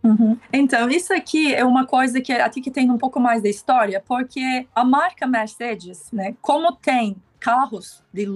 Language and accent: Portuguese; Istanbul, Turkey; Portuguese is a second language; moved away as an adult; also born or lived in Germany / Costa Rica; now in Brazil; eu nasci e cresci em Istambul, né, na Turquia